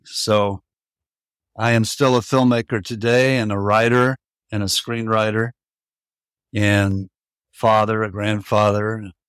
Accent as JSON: {"language": "English", "town": "Tampa", "region": "Florida", "country": "United States", "tie": "born or raised there", "also_born_or_lived": "New York City", "moved": "as an adult", "said": "Well, I'm up there in years. I was born in Tampa, Florida. I grew up there. And for my college years, I went up north, northeast of the country, and ended up eventually graduating from NYU"}